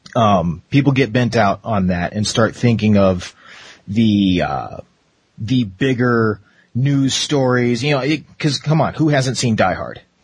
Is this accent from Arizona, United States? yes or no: yes; Arizona, United States; growing up in Arizona for so long